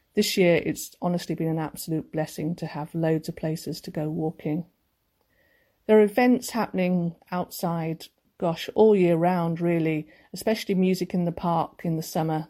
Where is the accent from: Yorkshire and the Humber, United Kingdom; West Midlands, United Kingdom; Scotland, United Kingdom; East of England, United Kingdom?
Yorkshire and the Humber, United Kingdom; Sheffield; moved away as an adult; also born or lived in London / Cheshire; I was born and brought up here